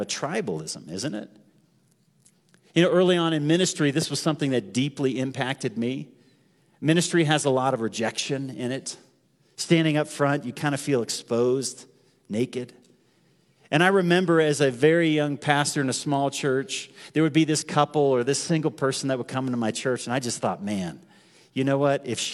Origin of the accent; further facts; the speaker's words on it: United States; I'm an American